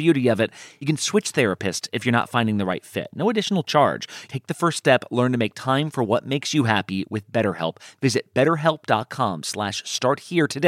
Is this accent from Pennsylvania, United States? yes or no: no; Southern California, United States; I grew up in Southern California